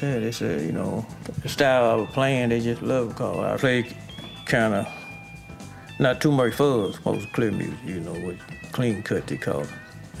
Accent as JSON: {"language": "English", "town": "Duck Hill", "region": "Mississippi", "country": "United States", "tie": "born or raised there", "said": "it's a small little town, you know, about 1,200, 1,300 people in there, something like that. I was born here in Duck Hill, but I raised out in the country, east of Duck Hill, a little community called Swepper. That's where I'm from, all my life, but I was born in Duck Hill."}